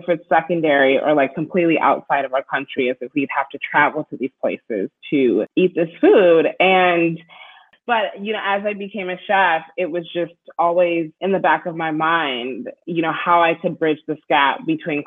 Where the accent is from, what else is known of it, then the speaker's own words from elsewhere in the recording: Minneapolis, Minnesota, United States; also born or lived in Bloomington, Minnesota; I grew up in Minneapolis and then we lived in a suburb called Bloomington